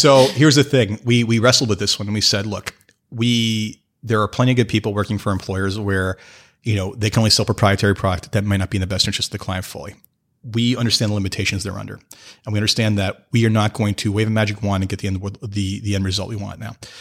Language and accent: English; Canada; I am from Canada